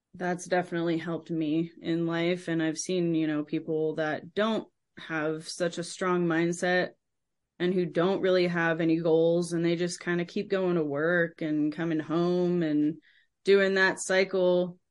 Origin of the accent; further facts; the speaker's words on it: San Francisco Bay Area, California, United States; I was born and raised in the San Francisco Bay Area